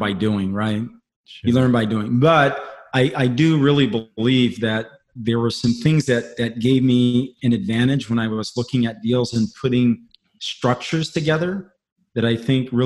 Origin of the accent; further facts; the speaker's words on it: Pohnpei, Micronesia; moved away; I grew up on the South Pacific where the median income, man, was $2,000 a year.